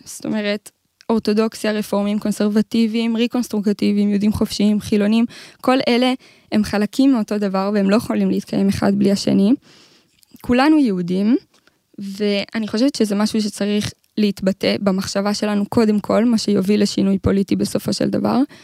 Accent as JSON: {"language": "Hebrew", "town": "Modiin", "region": "Central District", "country": "Israel", "said": "אני ממודיעין"}